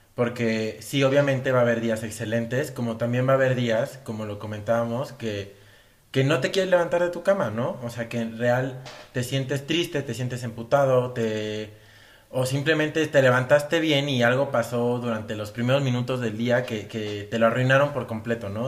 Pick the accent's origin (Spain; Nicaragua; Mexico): Mexico; los mexicanos, que somos